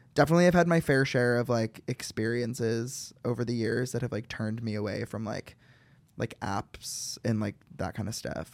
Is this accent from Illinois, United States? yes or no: yes; Chicago, Illinois, United States; I'm from Chicago